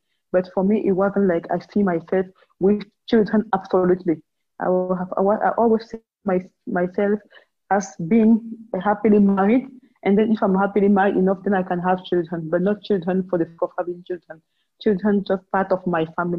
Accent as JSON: {"language": "English", "country": "Cameroon", "said": "I'm from Cameroon and I'm currently teleworking also from home"}